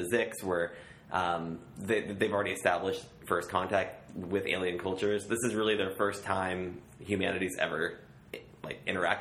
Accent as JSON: {"language": "English", "town": "Omaha", "region": "Nebraska", "country": "United States", "tie": "born or raised there", "said": "Omaha, Nebraska, my hometown"}